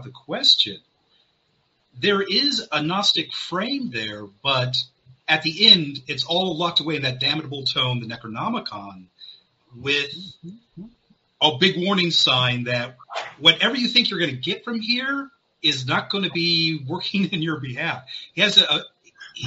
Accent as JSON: {"language": "English", "town": "Miami", "region": "Florida", "country": "United States", "moved": "yes", "said": "Originally from Miami"}